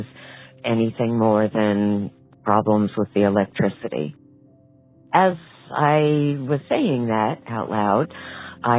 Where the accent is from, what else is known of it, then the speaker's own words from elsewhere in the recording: Norwalk, Connecticut, United States; I'm from Norwalk, Connecticut.